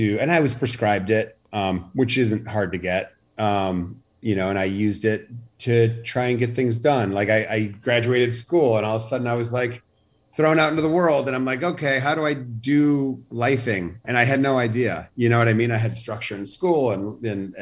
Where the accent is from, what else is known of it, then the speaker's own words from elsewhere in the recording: Charlotte, North Carolina, United States; also born or lived in Chicago, Illinois; I grew up in Chicago till I was 9, and then we moved to Charlotte, North Carolina